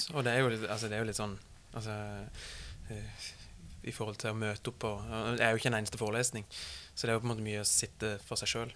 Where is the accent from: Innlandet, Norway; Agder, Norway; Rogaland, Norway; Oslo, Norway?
Agder, Norway; Mandal; min hjemby Mandal